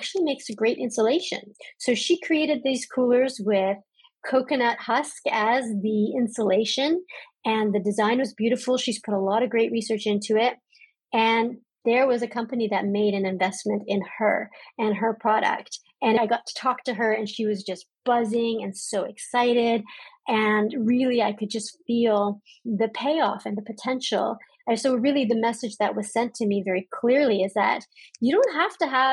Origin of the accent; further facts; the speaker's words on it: Canada; my home country of Canada